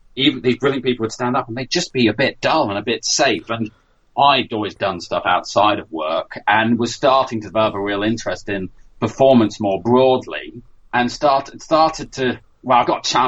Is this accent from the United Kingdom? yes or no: yes; United Kingdom; I'm British